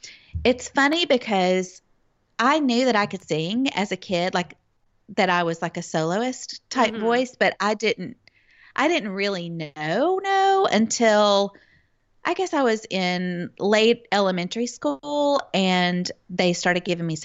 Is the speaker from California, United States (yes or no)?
no; Memphis, Tennessee, United States; But yeah, I grew up in the Memphis area in a Christian family.